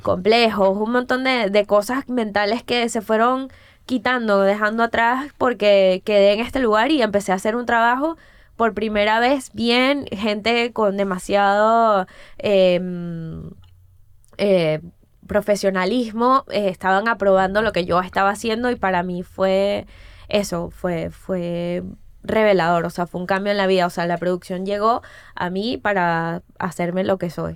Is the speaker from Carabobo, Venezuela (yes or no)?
no; Caracas, Capital District, Venezuela; moved away; also born or lived in Florida; Yo soy de Prado de María, o sea, de una zona eh, del oeste de Caracas. Este. Y también, pues bueno, crecer ahí es